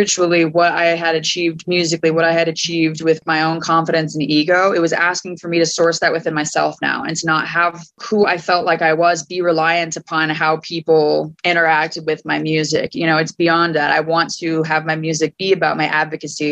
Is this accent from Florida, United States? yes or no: no; Fort Collins, Colorado, United States; moved away as an adult; also born or lived in Portland, Oregon / Gold Hill, Oregon / Philadelphia / New Jersey; I went from my hometown of Fort Collins up to Portland, Oregon